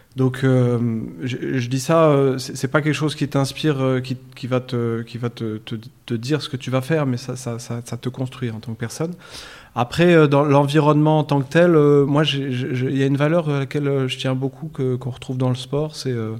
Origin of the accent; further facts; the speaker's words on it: Versailles, Île-de-France, France; moved away as an adult; now in Morocco; moi j'ai grandi en France, en région parisienne, une, dans une ville qui s'appelle Versailles